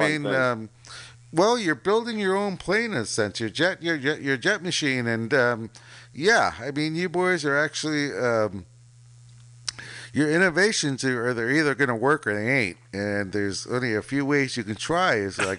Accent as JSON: {"language": "English", "town": "San Mateo", "region": "California", "country": "United States", "tie": "born or raised there", "said": "I grew up in San Mateo."}